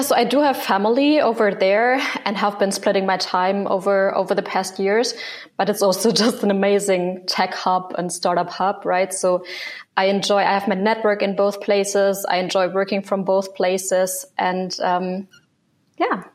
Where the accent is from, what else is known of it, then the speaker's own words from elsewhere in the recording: Germany; moved away as an adult; also born or lived in Hong Kong; So I grew up in Germany, but when I was 19, I moved abroad